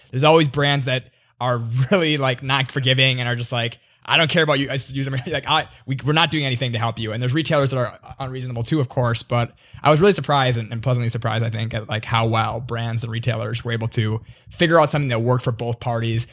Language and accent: English; Minnesota, United States; now in New York, United States; I grew up in Minnesota